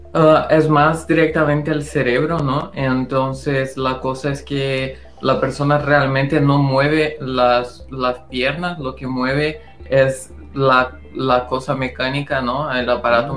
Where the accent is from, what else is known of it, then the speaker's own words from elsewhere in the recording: Brazil; Spanish is a second language; moved away; El español no es mi, mi, lengua materna y lo digo eso porque eh, soy brasileño